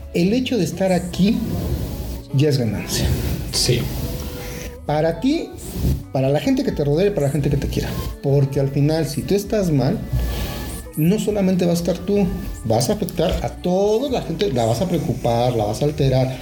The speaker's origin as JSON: {"language": "Spanish", "country": "Mexico", "said": "como, pueblo mexicano"}